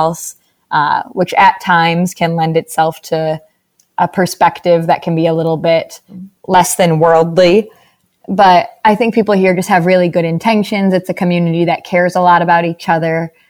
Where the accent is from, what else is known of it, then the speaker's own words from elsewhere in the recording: Hudsonville, Michigan, United States; For anyone who's not like from the area, it's very much so a Midwest kind of bubble.